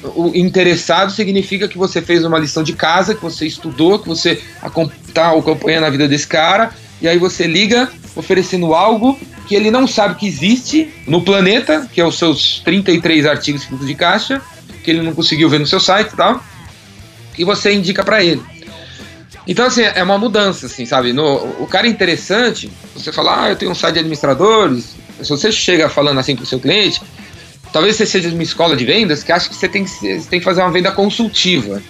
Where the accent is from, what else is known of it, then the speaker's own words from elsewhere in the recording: São Paulo, Brazil; eu sou de São Paulo, sou paulistano